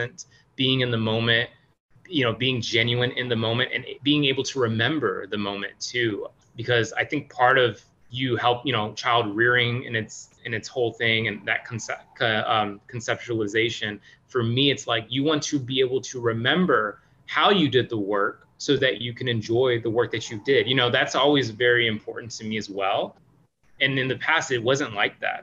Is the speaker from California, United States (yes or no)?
no; Missouri, United States; now in Brockton, Massachusetts, United States; I grew up in a small town in Missouri, I grew up in Midwest.